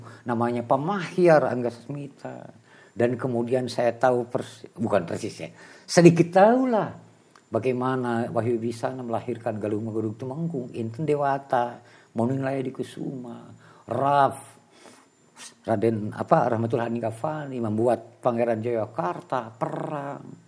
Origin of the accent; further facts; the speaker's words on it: Tasikmalaya, West Java, Indonesia; also born or lived in Bandung; Saya dulu dibesarkan di Tasik